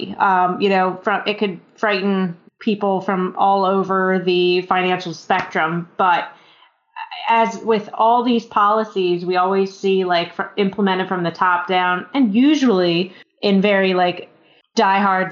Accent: Maryland, United States; I'm from Maryland

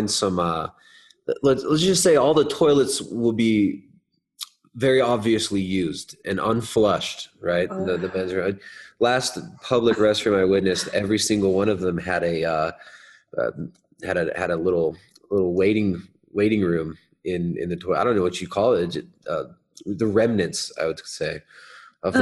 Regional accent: Southern California, United States; moved away; I grew up in Southern California

